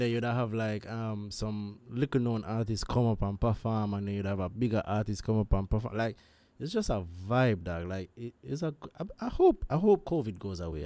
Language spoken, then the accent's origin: English; Jamaica; As a Jamaican